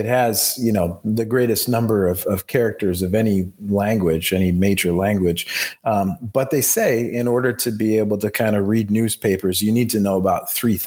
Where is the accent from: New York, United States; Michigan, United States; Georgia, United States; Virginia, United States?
Michigan, United States; also born or lived in Beijing, China; promote my hometown, promote my home state